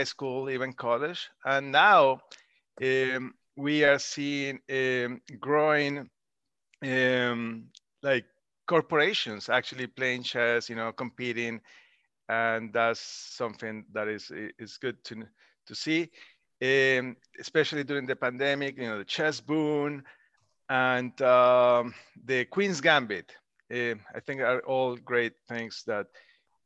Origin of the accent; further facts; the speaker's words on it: Colombia; moved away as an adult; now in United States; I grew up in Colombia.